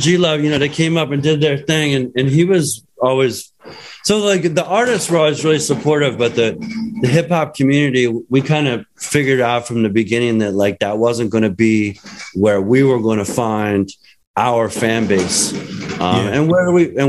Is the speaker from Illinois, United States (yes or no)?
no; Philadelphia, Pennsylvania, United States; where I grew up, growing up in Center City in Philadelphia